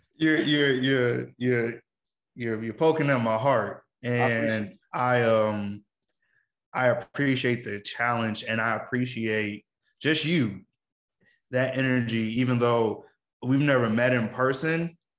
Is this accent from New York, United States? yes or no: no; Chicago, Illinois, United States; being a Chicagoan